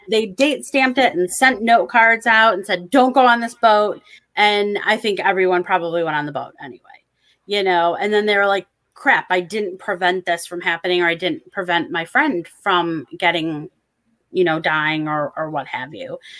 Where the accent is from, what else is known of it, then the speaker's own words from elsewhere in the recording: Michigan, United States; I'm from Michigan, so we have water everywhere